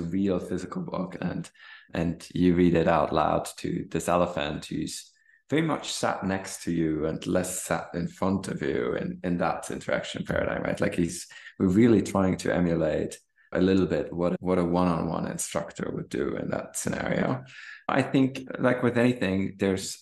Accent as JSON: {"language": "English", "country": "Germany", "tie": "born or raised there", "also_born_or_lived": "Stanford, United States / Kenya", "second_language": "English", "moved": "as an adult", "said": "learning to read in English growing up in Germany"}